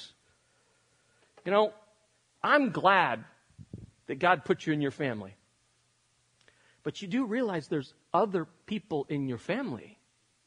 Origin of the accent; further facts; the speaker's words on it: Spain; moved away as an adult; I grew up in Europe. I lived in Spain until I was 18 years old